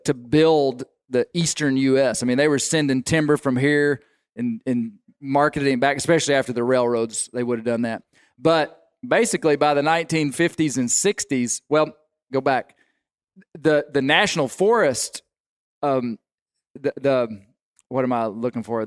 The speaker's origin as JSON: {"language": "English", "region": "Arkansas", "country": "United States", "tie": "born or raised there", "said": "growing up in Arkansas"}